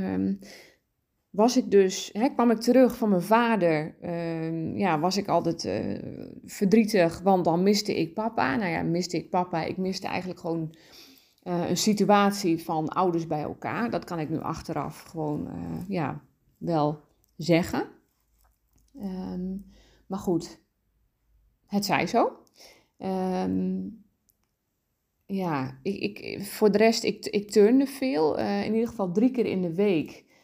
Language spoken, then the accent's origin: Dutch; Dalen, Drenthe, Netherlands; ik ben opgegroeid in Dalen